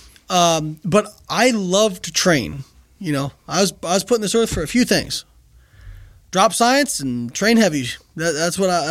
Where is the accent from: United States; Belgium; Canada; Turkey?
United States; Indiana; moved away as an adult; also born or lived in Florida; I'm from Indiana. I went to school in Florida.